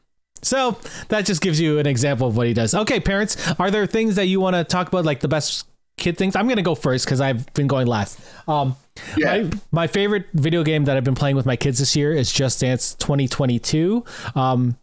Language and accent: English; St. Catharines, Ontario, Canada; I grew up in St. Catharines, so I was friends with all of the people of the scene there.